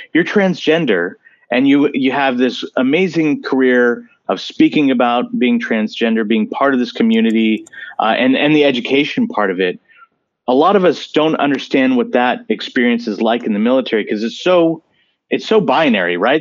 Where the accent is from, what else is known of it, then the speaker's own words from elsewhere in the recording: San Francisco Bay Area, California, United States; moved away as an adult; I grew up in the San Francisco Bay Area